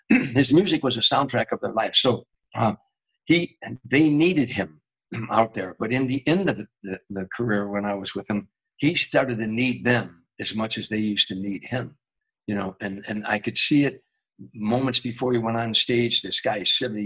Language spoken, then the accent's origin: English; Harvey, Illinois, United States; I was a kid from Harvey, Illinois